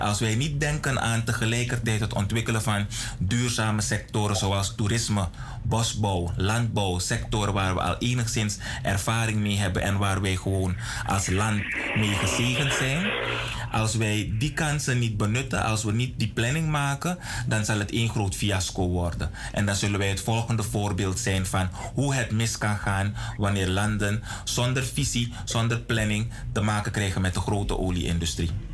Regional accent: Suriname; als Nederlands sprekend land? op het Zuid-Amerikaans continent

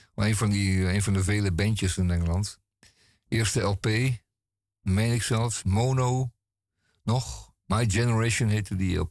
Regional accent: Netherlands; wij zijn Nederlanders

